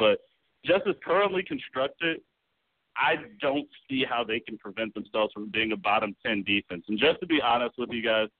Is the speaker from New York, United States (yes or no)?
no; Chicago, Illinois, United States; I'm a native Chicago, so, you know, lifelong, lived here all my life, born and raised on the South Side.